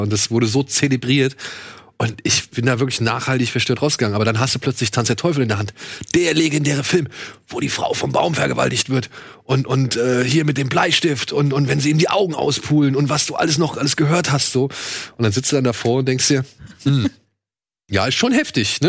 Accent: Wiesbaden, Hesse, Germany; bei uns in Wiesbaden

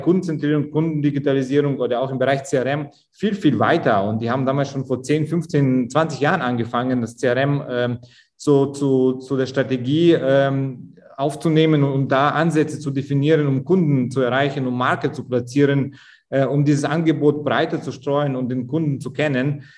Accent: Augsburg, Bavaria, Germany; Augsburg, wo ich herkomme

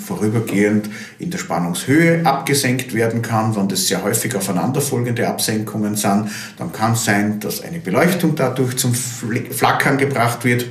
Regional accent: Austria; bei uns in Österreich

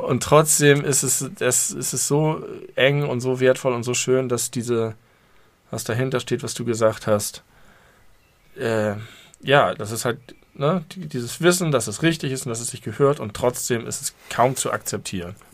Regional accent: Hamburg, Germany; ich habe mich immer sehr doll als Hamburger gefühlt

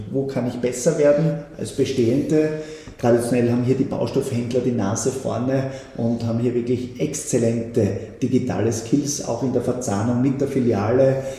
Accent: Schladming, Styria, Austria; ein Schladminger, meiner Heimatgemeinde

